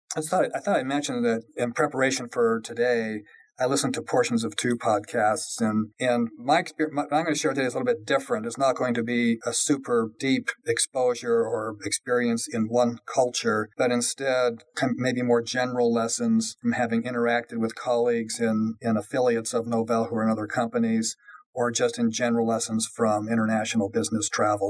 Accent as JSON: {"language": "English", "region": "Colorado", "country": "United States", "tie": "born or raised there", "also_born_or_lived": "California", "said": "I was born in California, really grew up in Colorado"}